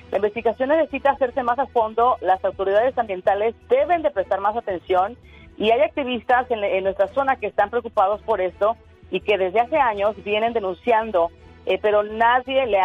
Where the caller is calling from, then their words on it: Florida, United States; estoy hablando de la Florida.